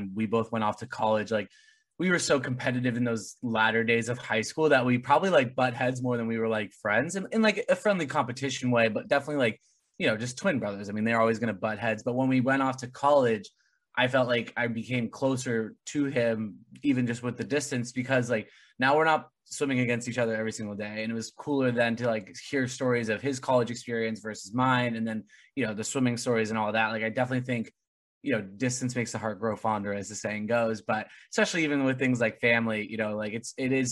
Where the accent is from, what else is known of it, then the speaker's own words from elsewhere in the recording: Southern California, United States; now in New England, United States; my hometown is the Mexican food in Southern California